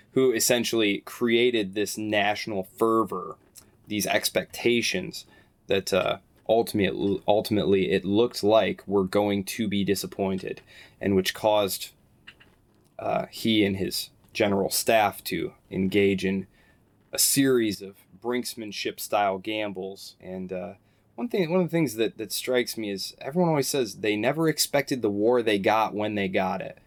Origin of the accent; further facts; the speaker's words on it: United States; as an American